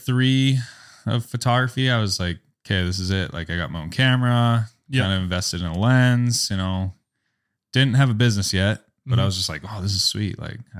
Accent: California, United States; moved away as an adult; now in Minot, United States; I'm from California.

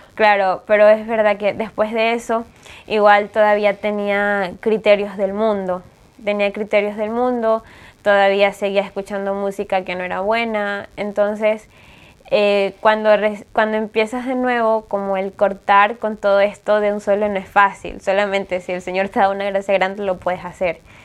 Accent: Ecuador; moved away as an adult; now in Spain; soy de Ecuador, tengo 21 años

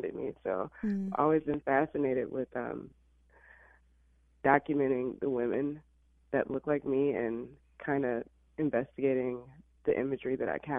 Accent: Illinois, United States; moved away as an adult; also born or lived in Alabama; now in Los Angeles, United States; I actually was born in Alabama, but I was raised in Illinois

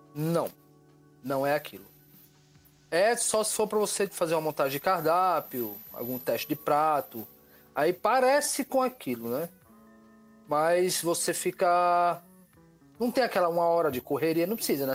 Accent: Natal, Rio Grande do Norte, Brazil; sou de Natal, Rio Grande do Norte

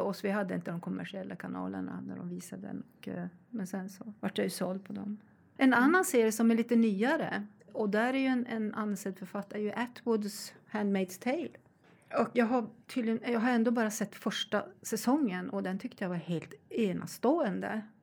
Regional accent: Sweden; Vi svenskar

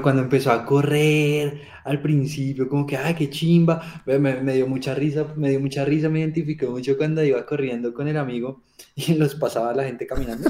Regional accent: Colombia; accent: Colombian; se me sale el colombiano por todo lado

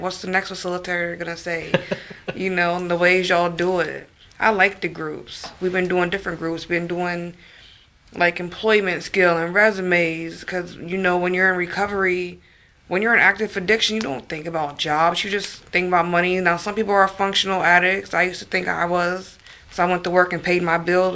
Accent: Northern Virginia, United States; I'm from Northern Virginia

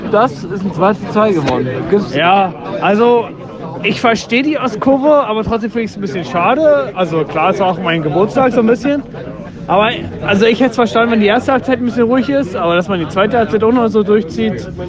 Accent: Berlin, Germany; Ja, gut, als Düssen-Fan und als äh, Berliner äh, war es ja ein gerechtes Ergebnis.

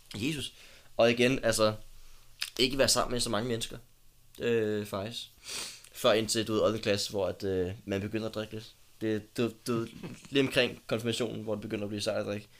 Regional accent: Copenhagen, Capital Region of Denmark, Denmark; blev født i København. Ja. Og jeg blev født på Ride. Ja. Øhm, og boede de første seks år af mit liv inde på Sølvgade i København

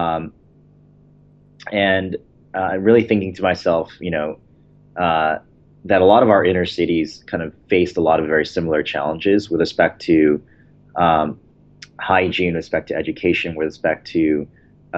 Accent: Baltimore, Maryland, United States; also born or lived in Michigan; I was born in Michigan and then kind of grew up in the Baltimore, D.C. suburbs my entire life

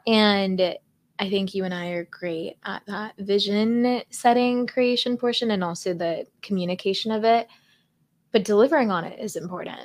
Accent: California, United States; moved away as an adult; also born or lived in Texas; I grew up in California

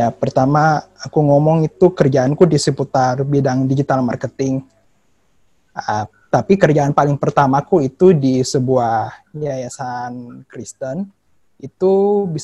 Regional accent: Makassar, South Sulawesi, Indonesia; moved away; also born or lived in Jakarta; Jadi sebenarnya sih kemarin asal asalku itu dari Makassar, Sulawesi Selatan. Tapi sempat merantau ke Jakarta juga

